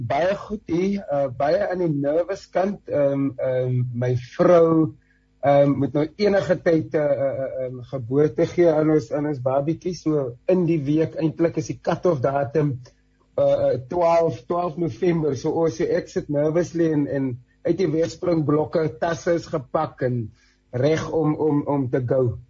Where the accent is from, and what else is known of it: South Africa